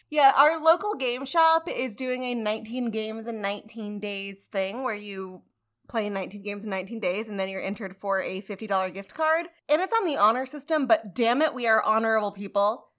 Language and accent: English; United States; I'm American